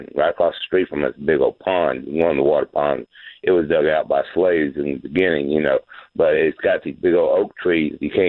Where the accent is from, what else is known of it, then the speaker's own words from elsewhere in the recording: Woodstock, Georgia, United States; now in Atlanta, United States; I grew up there back in the 60s and everything. And we're here in Atlanta